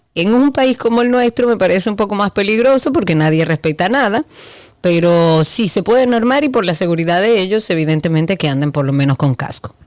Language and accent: Spanish; Dominican Republic; Eso no es lo que nos definía a nosotros como dominicanos